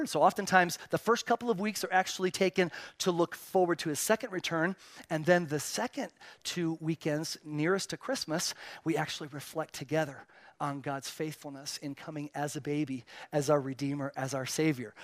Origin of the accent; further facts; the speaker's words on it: Spain; moved away; I was born and raised in Spain